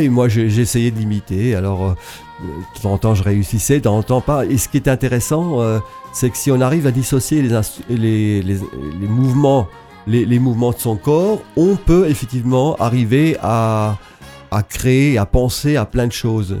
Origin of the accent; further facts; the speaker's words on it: Alsace, Grand Est, France; je viens de l'Alsace